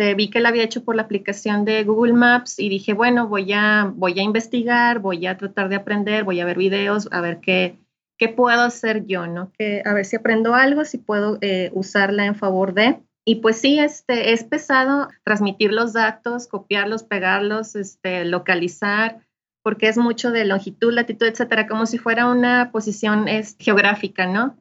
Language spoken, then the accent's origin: Spanish; Ciudad Juárez, Chihuahua, Mexico; now in Saltillo, Mexico; nací en Ciudad Juárez, Chihuahua y ahorita estoy radicando en Saltillo, Coahuila. Ya tengo un buen tiempo viviendo acá.